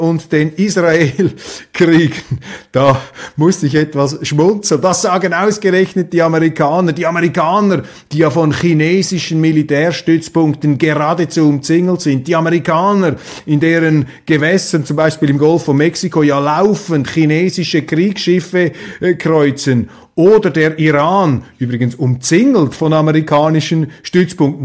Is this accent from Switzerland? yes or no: yes; Switzerland; als Schweizer, als Verschonter da hinter den sieben Bergen